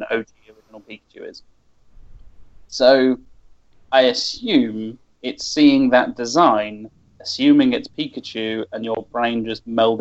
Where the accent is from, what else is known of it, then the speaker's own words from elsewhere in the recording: United Kingdom; accent: British; my British accent